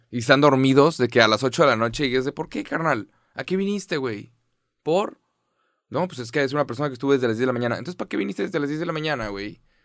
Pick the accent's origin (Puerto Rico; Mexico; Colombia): Mexico; Soy de México